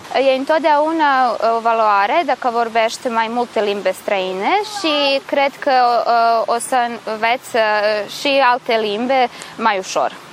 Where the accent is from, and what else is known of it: Novi Sad, Vojvodina, Serbia; Romanian is a second language